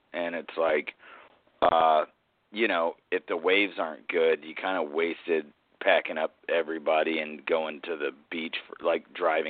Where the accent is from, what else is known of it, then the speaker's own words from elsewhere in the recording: South Carolina, United States; where I grew up in South Carolina, because like it was like an hour from Charleston, which was like essentially like the hub of the South back then